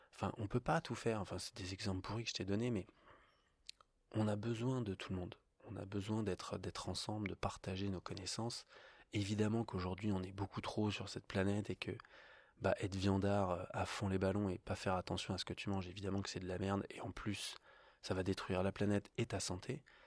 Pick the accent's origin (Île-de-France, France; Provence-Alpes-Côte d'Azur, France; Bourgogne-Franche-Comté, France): Île-de-France, France; Paris; now in Annecy, France; je viens de Paris